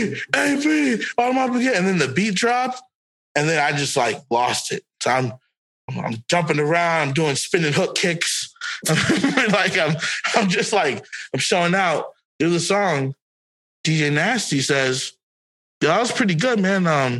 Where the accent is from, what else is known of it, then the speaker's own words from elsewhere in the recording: Florida, United States; And I'm like, I'm from Broward County.